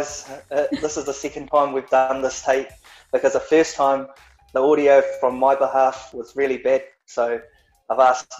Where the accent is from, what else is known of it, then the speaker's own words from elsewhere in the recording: New Zealand; I'm from Aotearoa, which is New Zealand, a little country next to Australia. No, we're not Australia, we are New Zealand, the little island.